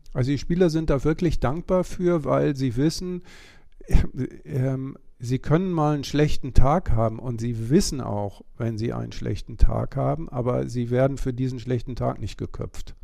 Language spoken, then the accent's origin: German; West Germany, Germany; ich bin selber kein Ossi, sondern Wessi